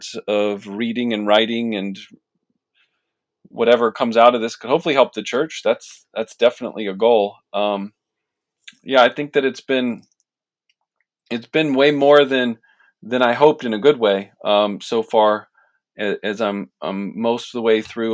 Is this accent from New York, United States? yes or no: no; Washington, District of Columbia, United States; also born or lived in Palatine, Illinois; now in Chicago, United States; I'm originally from the Washington, D.C. area